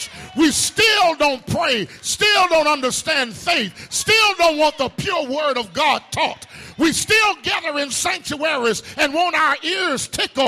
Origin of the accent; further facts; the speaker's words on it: Tuscaloosa, Alabama, United States; When I was growing up in Beulah Baptist in Tuscaloosa